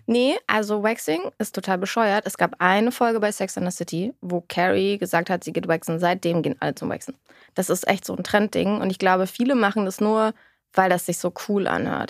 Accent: Berlin, Germany; born or raised there

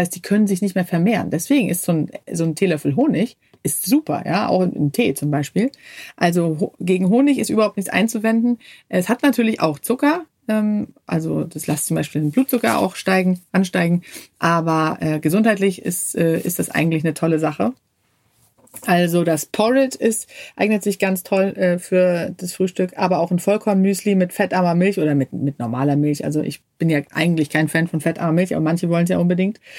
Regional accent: Sweden; Ja, als Schwedin ist klar, da hat man den Kühlschrank voller Knäckebrot.

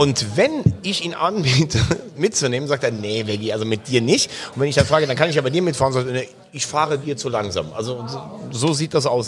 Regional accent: Vulkaneifel, Rhineland-Palatinate, Germany; A48, ist ja meine Heimat, Vulkaneifel

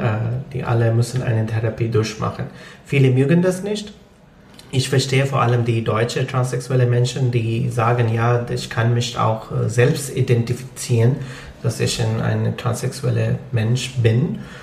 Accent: Lahore, Punjab, Pakistan; first language Punjabi; German is a second language; moved away as an adult; now in Germany; ich bin aus Lahore.

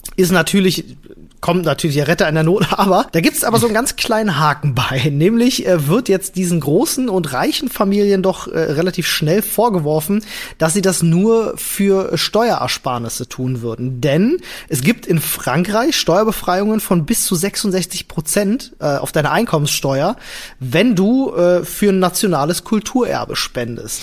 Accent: Germany; uns als Deutsche

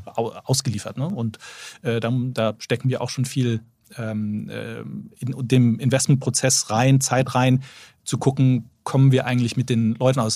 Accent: Bonn, North Rhine-Westphalia, Germany; moved away as an adult; also born or lived in London; dann sind wir dann zusammen in meine Heimatstadt ähm, Bonn gezogen.

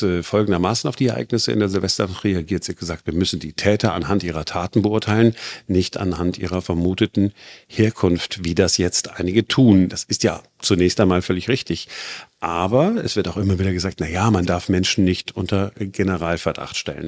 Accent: Duisburg, North Rhine-Westphalia, Germany; now in Berlin, Germany; Ich bin 1970 geboren in Duisburg

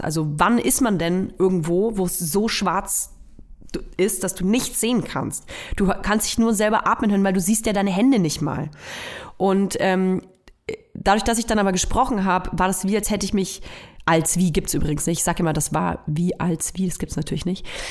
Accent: Nuremberg, Bavaria, Germany; moved away; Ich komme ja aus Nürnberg und ich höre auch total gerne Nürnberger Radiosender. Ähm, ich, mein Lieblingsradiosender früher als Kind war N1 natürlich

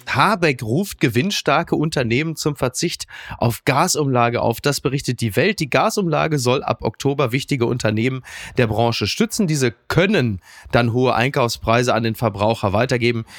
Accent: Castrop-Rauxel, North Rhine-Westphalia, Germany; in die Sonnenstraße in meiner Heimat castro rauxel

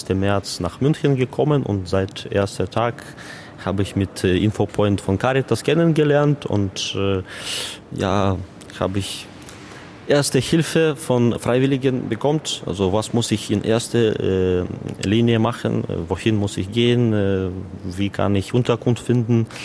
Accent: Kyiv, Ukraine; German is a second language; moved away as an adult; now in Germany; Ich komme aus der Kiew, Hauptstadt der Ukraine, wie Sie kennen.

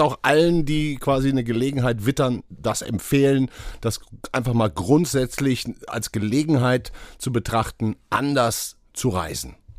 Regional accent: Duisburg, North Rhine-Westphalia, Germany; meine Heimatstadt

